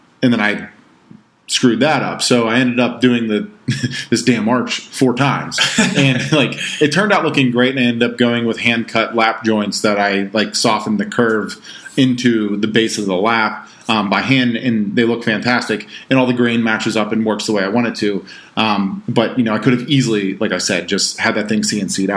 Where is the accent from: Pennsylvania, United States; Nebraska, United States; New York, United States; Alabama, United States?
Pennsylvania, United States; Pittsburgh; I'm from Pittsburgh